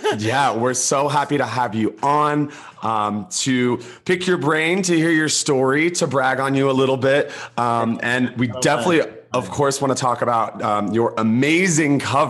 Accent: Georgia, United States; I'm born and raised in Georgia

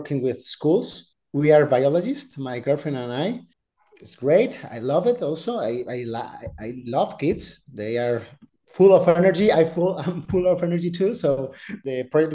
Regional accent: Madrid, Community of Madrid, Spain; English is a second language; I was born here in Madrid, in Spain. I've been here from here my entire life.

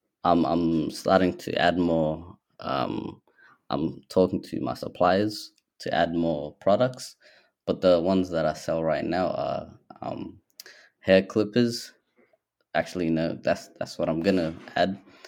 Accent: Somalia; now in Australia; So I would say that I'm Somali and I'm also Australian because I've spent half my life here. I spent half my life there, so it would just be quite obvious.

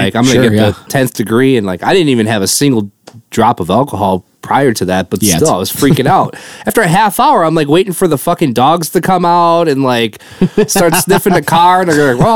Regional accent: Wisconsin, United States; I'm from Wisconsin

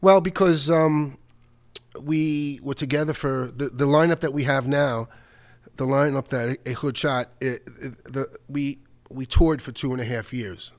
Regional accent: New York City, New York, United States; also born or lived in Rego Park, Queens; when I was really young, growing up in the Bronx

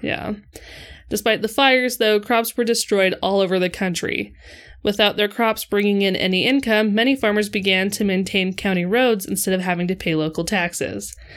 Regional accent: Idaho, United States; we grew up in Idaho

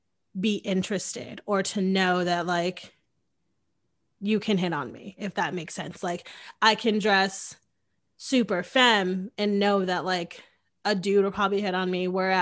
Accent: Northeast, United States; because I was raised in the Northeast.

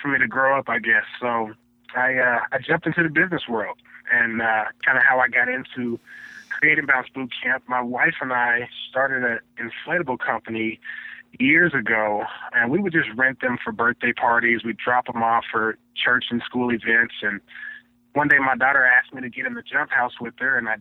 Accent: Tulsa, Oklahoma, United States; moved away as an adult; also born or lived in Kansas; I grew up in Tulsa, Oklahoma.

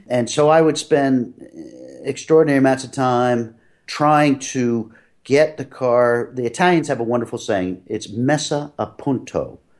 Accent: Philadelphia, Pennsylvania, United States; moved away as an adult; also born or lived in New England; I grew up in Philadelphia

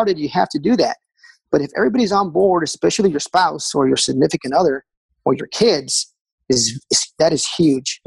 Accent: Texas, United States; now in Raleigh, United States; we took a trip back home. I'm from Texas originally

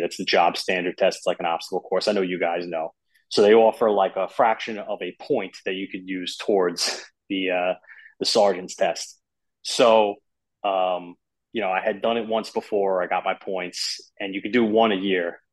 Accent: Long Island, New York, United States; I grew up on Long Island.

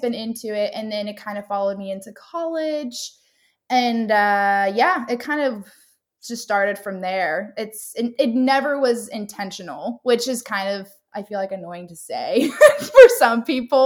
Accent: Southern California, United States; moved away as an adult; also born or lived in North Carolina / Florida; But I am from Southern California. I was born there and lived there up until college when I moved to North Carolina.

